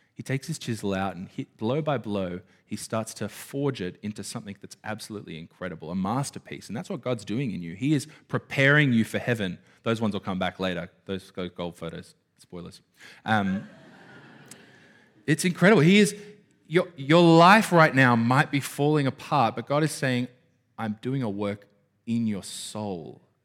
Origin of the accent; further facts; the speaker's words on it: Australia; I grew up in Burara